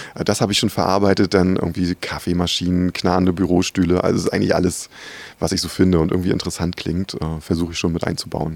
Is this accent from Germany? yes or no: yes; Rostock, Mecklenburg-Vorpommern, Germany; moved away; Ich, ich komme ja ursprünglich aus Rostock